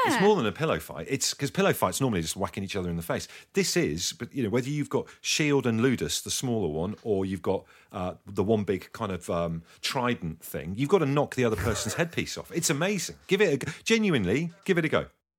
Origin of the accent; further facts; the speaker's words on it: South West England, United Kingdom; Yeah, I mean, we grew up in Devon, country bumpkins, that kind of thing.